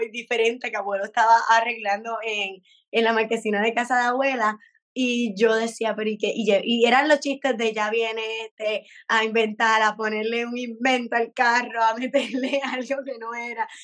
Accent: Puerto Rico; como puertorriqueños

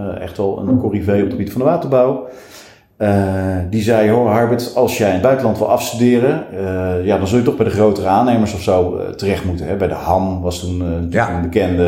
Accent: Lelystad, Flevoland, Netherlands; also born or lived in Nijmegen; wij vertrokken naar het eh, toen nog vrij lege Lelystad

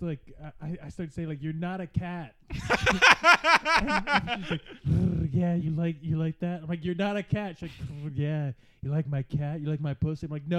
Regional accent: Virginia, United States; regular Virginia.

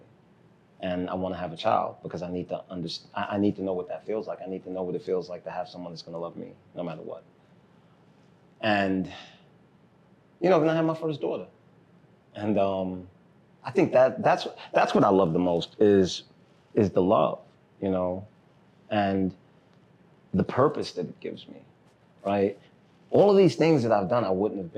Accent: New York City, New York, United States; also born or lived in Haiti; I was born in Brooklyn

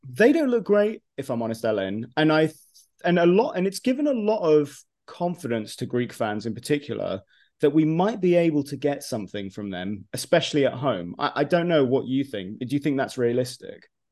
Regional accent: United Kingdom; I'm you know ethnically from Cyprus, but I was born in the UK. I'm I am in, I am British

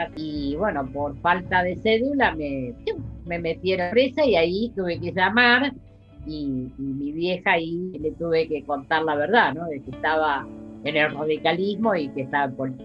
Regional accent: Buenos Aires, Argentina; Yo nací en la ciudad autónoma de Buenos Aires

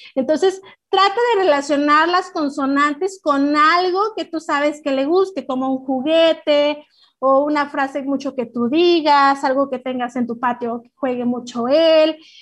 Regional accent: Mexico; como mexicanos y como papás y como maestros

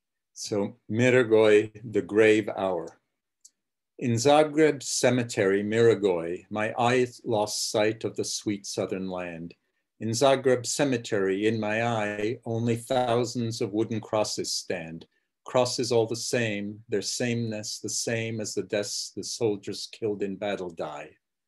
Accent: Prague, Czechia; born there; Right, I was born in Prague, yeah.

